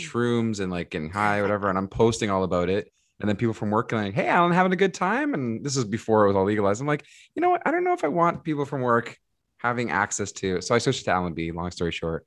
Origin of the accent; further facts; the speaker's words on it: Mississauga, Ontario, Canada; also born or lived in Portugal; now in Toronto, Canada; I was born in Toronto, but I moved to Mississauga, like, even before kindergarten